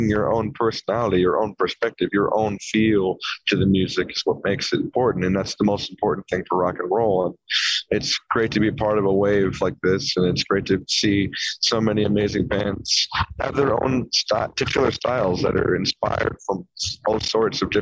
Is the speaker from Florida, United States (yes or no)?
no; Orange County, California, United States; we're four guys from Orange County, California. We live 15 minutes from Disneyland